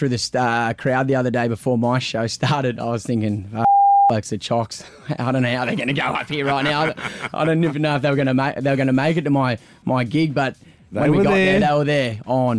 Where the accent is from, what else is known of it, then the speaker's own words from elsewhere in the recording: Australia; growing up in Australia and you know going to the Cross and seeing all these artists come in.